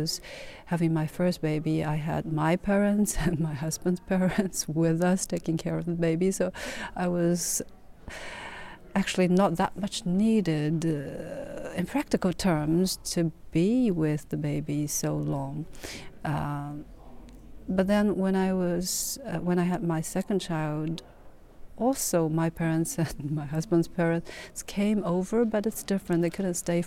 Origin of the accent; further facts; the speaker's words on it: Hangzhou, Zhejiang, China; moved away as an adult; also born or lived in Beijing; now in Sweden; left my hometown, Hangzhou, when I started my university